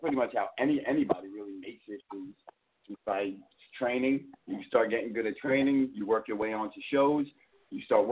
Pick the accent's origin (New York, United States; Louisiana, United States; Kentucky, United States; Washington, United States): New York, United States; New York City; accent: Brooklyn; Usually I have a Brooklyn accent